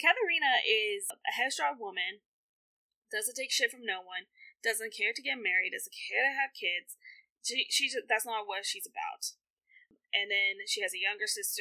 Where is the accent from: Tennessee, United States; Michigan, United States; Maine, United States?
Tennessee, United States; I'm from Tennessee